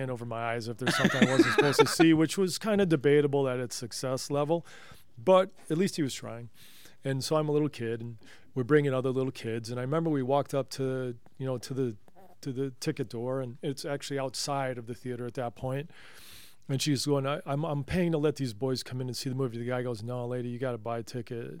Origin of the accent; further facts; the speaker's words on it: Johnson County, Kansas, United States; I'm from Johnson County, Kansas